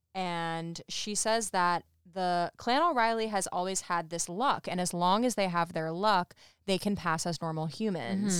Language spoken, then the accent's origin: English; Saratoga Springs, New York, United States; we are all from Saratoga Springs